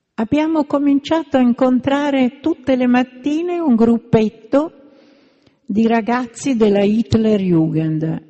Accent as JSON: {"language": "Italian", "town": "Milan", "region": "Lombardy", "country": "Italy", "said": "io che sono di Milano"}